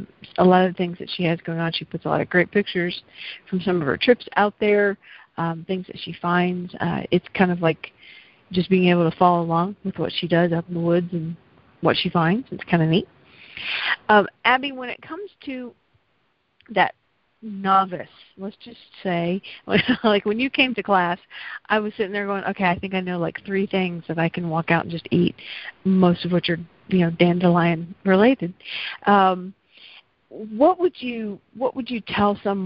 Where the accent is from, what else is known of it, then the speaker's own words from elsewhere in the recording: the South, United States; accent: slight southern; my slight southern accent